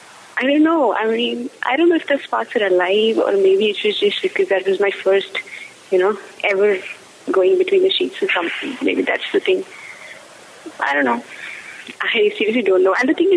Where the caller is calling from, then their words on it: Bangalore, Karnataka, India; Yeah, I'm calling from Bangalore. I first caller who called from Bangalore.